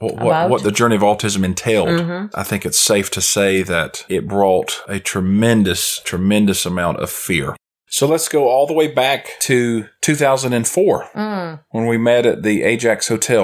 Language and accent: English; South Carolina, United States; moved away as an adult; also born or lived in Cyprus; So we, of course, are living in South Carolina now, which is my hometown.